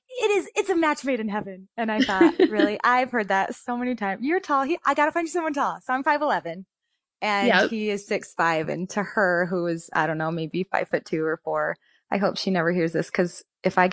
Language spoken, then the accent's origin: English; Sierra Vista, Arizona, United States; moved away as an adult; also born or lived in Idaho / Georgia; I was born in Arizona. Really close down south, close to Mexico, the southeastern corner in a little town called Sierra Vista. So that's where I grew up from birth